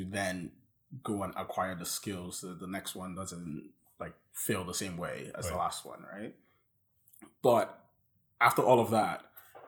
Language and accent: English; Nigeria; I say that as a Nigerian